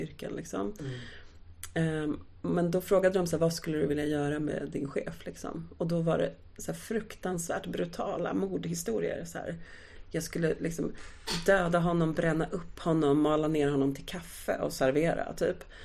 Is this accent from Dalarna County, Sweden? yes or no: no; Stockholm, Stockholm County, Sweden; min uppväxt i Akalla